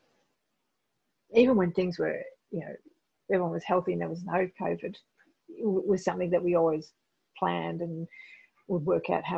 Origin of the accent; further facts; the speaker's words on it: Australia; accent: Australian; I'm a white Australian woman